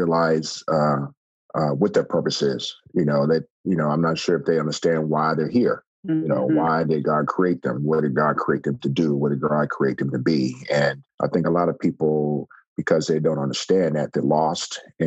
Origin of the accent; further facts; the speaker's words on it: Texas, United States; I'm originally from Texas